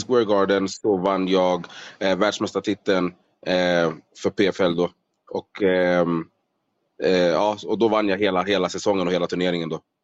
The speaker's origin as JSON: {"language": "Swedish", "town": "Solna", "region": "Stockholm County", "country": "Sweden", "tie": "born or raised there", "moved": "as an adult", "lives_now": "Las Vegas, United States", "said": "född och uppvuxen i eh, Solna i Stockholm."}